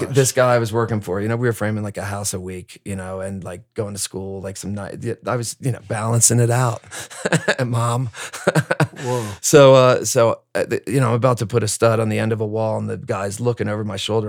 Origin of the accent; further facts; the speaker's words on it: New Jersey, United States; also born or lived in Bronx, New York; I'm from Jersey